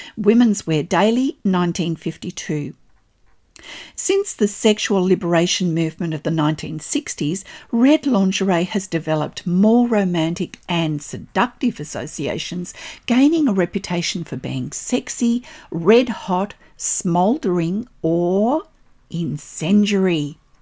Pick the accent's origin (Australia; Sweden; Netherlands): Australia; I'm an Australian textile artist